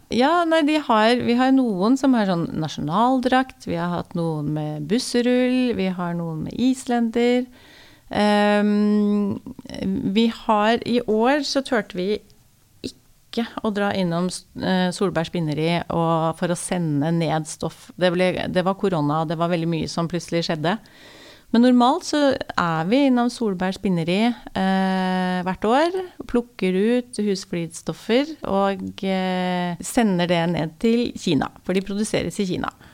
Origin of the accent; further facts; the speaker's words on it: Askim, Østfold, Norway; moved away as an adult; also born or lived in Oslo / Bangkok; Jeg er fra Askim